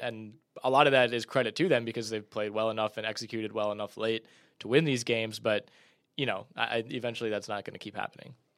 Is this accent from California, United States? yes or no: no; Cleveland, Ohio, United States; my hometown, Cleveland